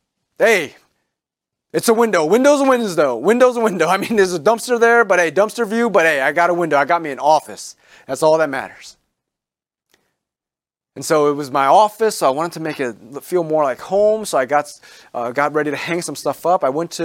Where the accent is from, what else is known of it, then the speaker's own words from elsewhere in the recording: District of Columbia, United States; I'm from the Washington area.